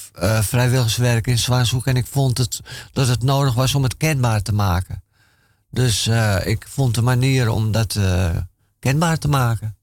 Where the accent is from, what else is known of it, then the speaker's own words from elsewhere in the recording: Amsterdam, North Holland, Netherlands; ik ben in Amsterdam-Noord uh, opgegroeid